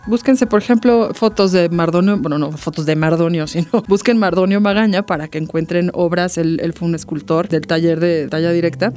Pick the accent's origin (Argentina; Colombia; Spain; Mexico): Mexico